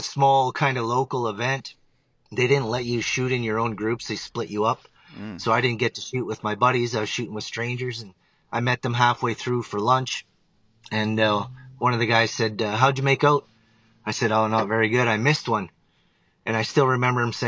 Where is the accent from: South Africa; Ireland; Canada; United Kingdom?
Canada; Northern Ontario; born or raised there; moved away as an adult; now in Alberta, Canada